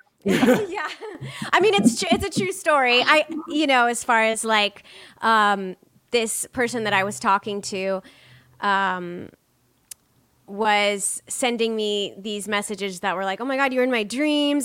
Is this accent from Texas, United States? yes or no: no; North Bend, Nebraska, United States; moved away; I grew up in Nebraska, in a really small town in Nebraska